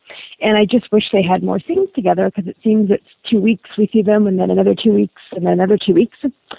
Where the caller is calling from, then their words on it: Toronto, Ontario, Canada; I'm calling from Toronto, Canada.